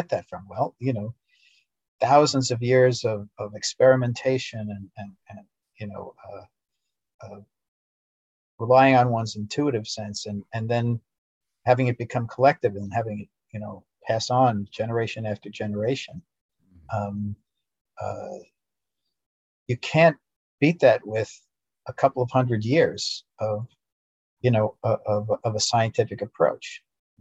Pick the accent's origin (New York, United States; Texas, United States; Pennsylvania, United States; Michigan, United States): New York, United States; as a United States citizen, as a New Yorker, and someone who was brought up in the traditional, you know, educational processes